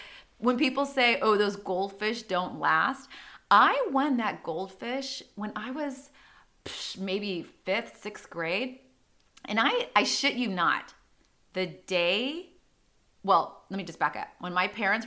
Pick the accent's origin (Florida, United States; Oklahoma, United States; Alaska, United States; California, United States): California, United States; San Diego; growing up in Rancho Penasquitos